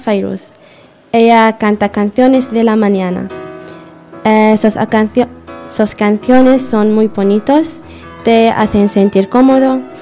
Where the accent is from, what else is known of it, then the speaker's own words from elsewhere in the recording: Syria; now in Spain; mi país Siria